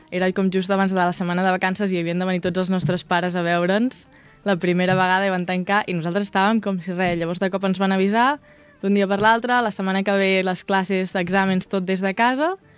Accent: Vilafranca del Penedès, Catalonia, Spain; moved away as an adult; now in Irvine, United States; quan em pregunten dic que sóc de Barcelona i després em diuen, no, de la ciutat, diu, bueno, una mica més al sud

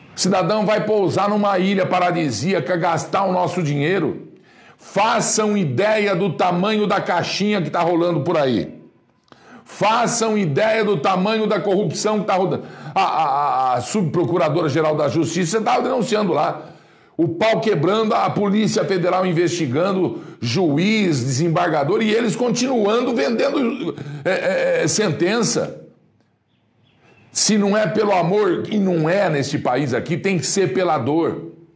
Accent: Brazil; eu sou brasileiro

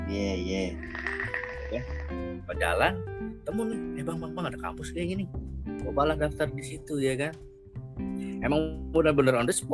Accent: Kalimantan, Indonesia; moved away as an adult; now in Jakarta, Indonesia; Jadi, niatlah pengen kuliah kuliah di Jakarta dari Kalimantan Jakarta kuliah di mana mau ngambil jurusan apa gitu kan bingung

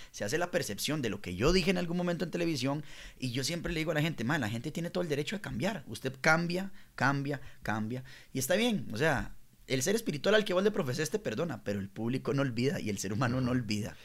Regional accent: La Liga, Guanacaste, Costa Rica; now in Santa Ana, Costa Rica; yo soy de la Liga, de Guanacaste, pero vivo en Santana.

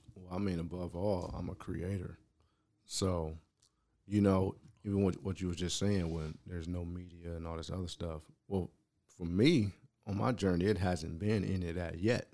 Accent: San Diego, California, United States; moved away as an adult; also born or lived in Baltimore; somebody black growing up in San Diego

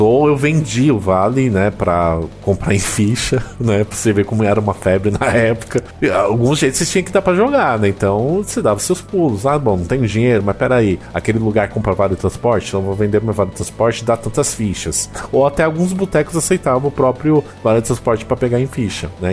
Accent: ABC region, Greater São Paulo, Brazil; eu sou do ABC, né? Eu sou de São Paulo, mas eu sou da região do ABC, que é a grande São Paulo

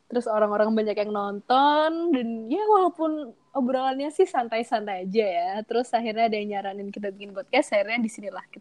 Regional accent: Yogyakarta, Special Region of Yogyakarta, Indonesia; asli orang Jogja. Dan aku 20 tahun

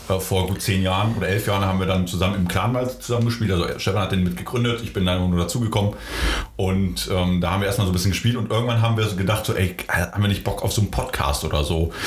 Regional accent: Gütersloh, North Rhine-Westphalia, Germany; also born or lived in Poland; Ich bin in Polen geboren ähm, ah, okay. und ähm, ja, bin halt äh, mit zarten neun Monaten äh, nach Gütersloh gekommen

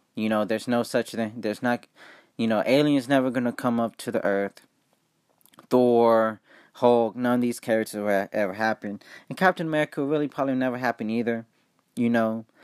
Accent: Ohio, United States; I'm from Ohio

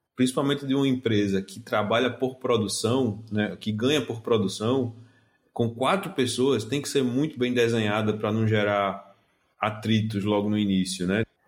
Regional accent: Northeast Region, Brazil; accent: Nordestino; a gente é do Nordeste pelo sotaque

